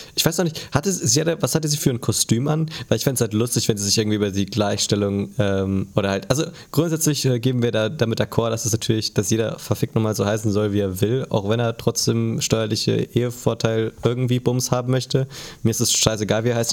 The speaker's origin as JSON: {"language": "German", "country": "Germany", "said": "als Deutscher"}